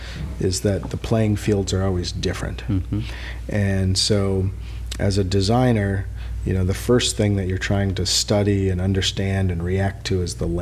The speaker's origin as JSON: {"language": "English", "town": "Madison", "region": "Wisconsin", "country": "United States", "tie": "born or raised there", "moved": "yes", "lives_now": "California, United States", "said": "I grew up in Madison, Wisconsin"}